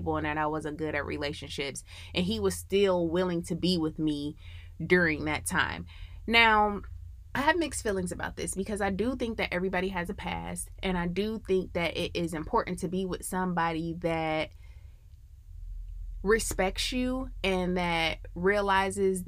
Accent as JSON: {"language": "English", "region": "Midwest", "country": "United States", "moved": "yes", "lives_now": "Atlanta, United States"}